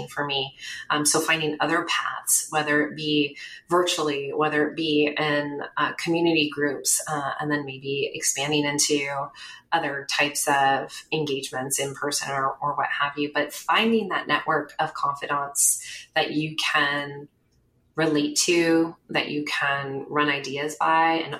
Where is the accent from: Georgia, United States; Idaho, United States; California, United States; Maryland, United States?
California, United States; Bay Area; I grew up in the Bay Area